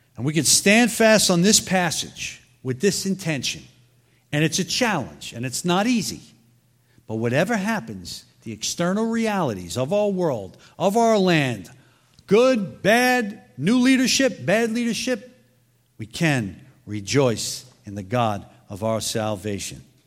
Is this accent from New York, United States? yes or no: yes; New York City, New York, United States; moved away; I'm originally from Brooklyn